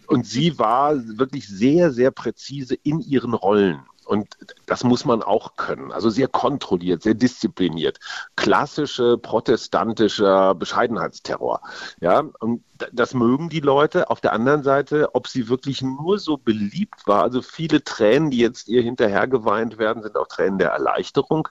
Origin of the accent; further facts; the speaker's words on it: Münster, North Rhine-Westphalia, Germany; moved away as an adult; also born or lived in Munich; now in Berlin, Germany; Ich bin in Münster aufgewachsen